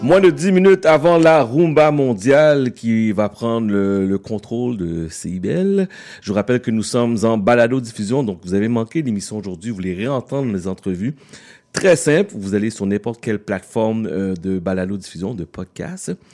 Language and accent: French; Quebec, Canada; je suis haïtien, je suis né au Québec.